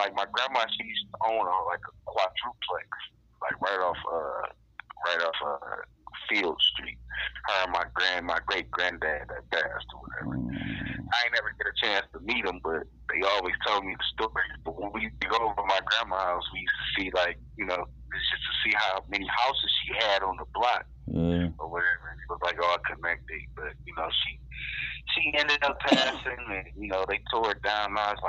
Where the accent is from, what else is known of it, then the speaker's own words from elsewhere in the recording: Detroit, Michigan, United States; I'm from Detroit, Michigan, Finkel Avenue, West Side.